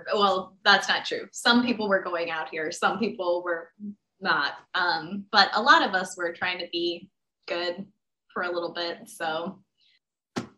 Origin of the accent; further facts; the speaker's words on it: Florida, United States; now in Los Angeles, United States; I grew up in Florida.